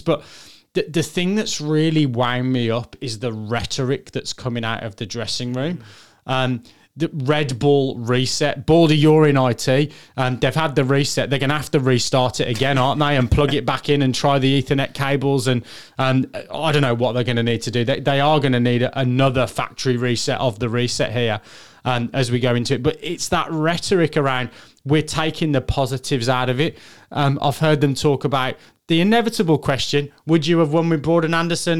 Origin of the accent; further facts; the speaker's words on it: England, United Kingdom; I'm English